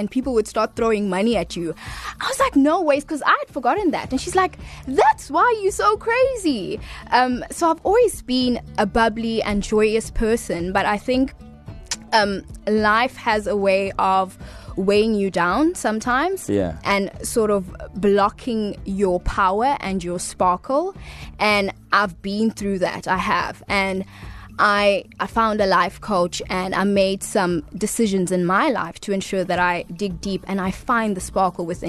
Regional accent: Durban, KwaZulu-Natal, South Africa; also born or lived in Hillcrest / Hillary; I am born and raised in Durban.

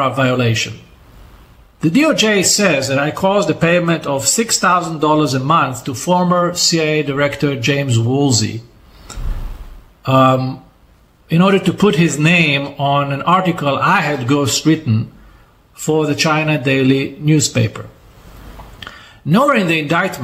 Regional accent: Israel

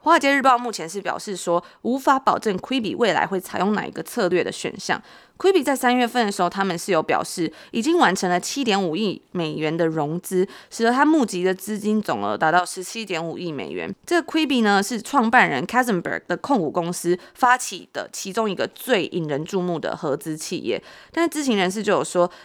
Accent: Taiwan; 在台湾长大

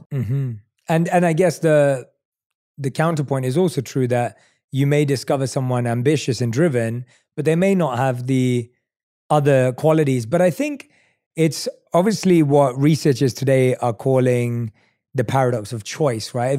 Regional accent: London, United Kingdom; also born or lived in New York; now in United States; I'm from London. I lived in New York. I live here now

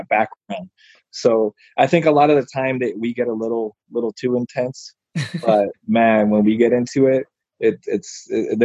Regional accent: East Coast, New York area, United States; now in Sacramento, United States; I grew up in the East Coast and the New York area

